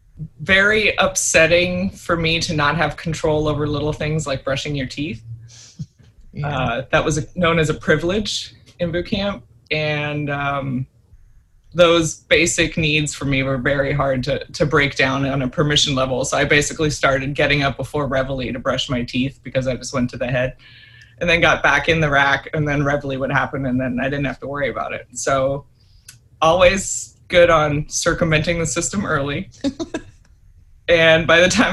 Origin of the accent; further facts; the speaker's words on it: Germany; moved away; also born or lived in Florida; I grew up in Germany